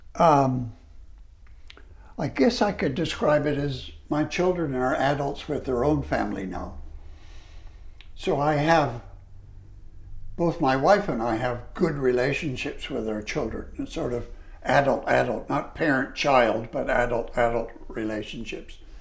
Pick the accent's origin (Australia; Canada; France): Canada; I was a Canadian